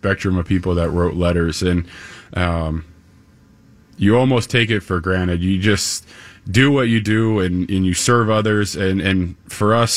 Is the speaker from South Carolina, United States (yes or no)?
no; Cincinnati, Ohio, United States; moved away as an adult; now in Wayzata, United States; I'm from Cincinnati. So we both grew up in the Midwest